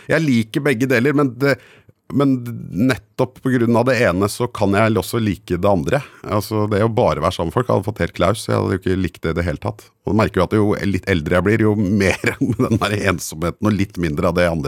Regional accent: Guadeloupe; now in Norway; jeg husker jeg var liten og hørte så lei av å si hvor jeg kom fra, at jeg sa at jeg kom fra Colombia, bare fordi det hadde folk hørt.

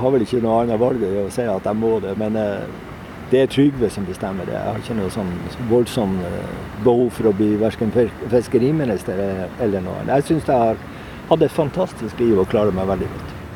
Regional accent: Andenes, Nordland, Norway; also born or lived in Hasvik; now in Sørøya, Norway; Jeg er jo opprinnelig fra Andøya, fra, fra Andes

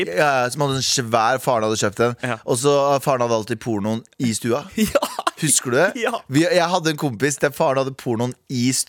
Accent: Mysen, Østfold, Norway; Jeg er fra Mysen

